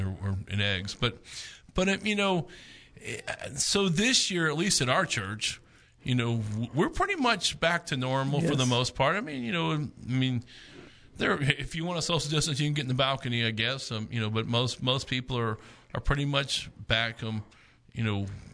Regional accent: United States; also born or lived in Oklahoma; As an American citizen

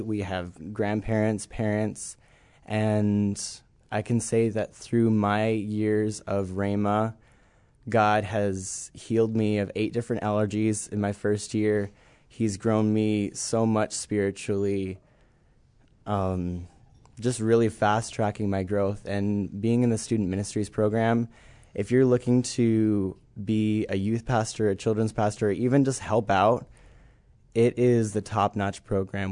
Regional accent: Cold Lake, Alberta, Canada; moved away as an adult; I'm from Cold Lake, Alberta, Canada

